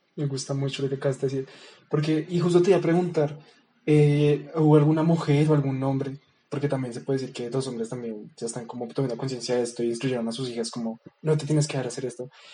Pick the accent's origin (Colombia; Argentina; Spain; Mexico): Colombia; Bogotá; nosotros somos bogotanos, ¿no? Somos colombianos